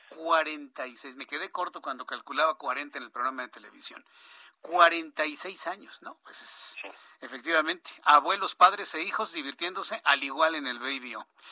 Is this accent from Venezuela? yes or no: no; Mexico; somos mestizos, somos mexicanos